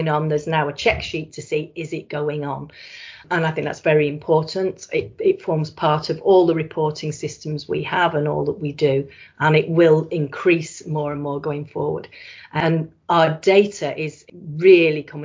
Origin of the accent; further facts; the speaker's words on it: Blackpool, North West England, United Kingdom; I was born in Blackpool and I love Blackpool